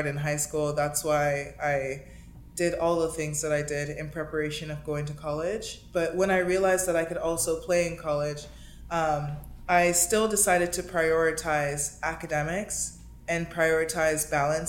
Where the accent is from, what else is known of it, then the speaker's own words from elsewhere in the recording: Miami, Florida, United States; moved away as an adult; also born or lived in Princeton, New Jersey; now in Los Angeles, United States; someone who I grew up playing with in Miami